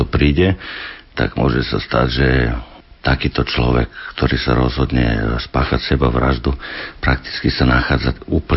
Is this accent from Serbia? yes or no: yes; Vršac, Vojvodina, Serbia; Slovak is a second language; moved away as an adult; also born or lived in England / Switzerland / Banská Bystrica, Slovakia; now in Slovakia; medzi Banskom Bysticom a Vršacom, odkiaľ som ja, to je vo Vojvodine, blízko rumúnskych hraníc